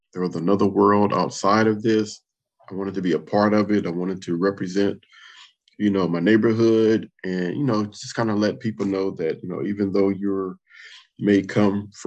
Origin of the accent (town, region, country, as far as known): Compton, California, United States; born or raised there; moved away